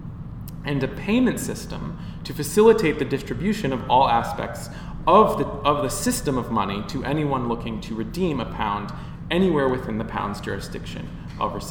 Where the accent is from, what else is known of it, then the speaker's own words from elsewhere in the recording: United States; now in Bristol, United Kingdom; as an American sitting in Bristol